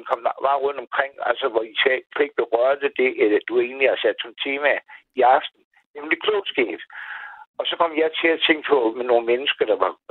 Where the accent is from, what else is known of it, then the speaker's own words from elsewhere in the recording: Maribo, Zealand, Denmark; accent: Lolland; moved away as an adult; now in Copenhagen, Denmark; Jamen, jeg starter lollandsk. Jeg er fra Majebo.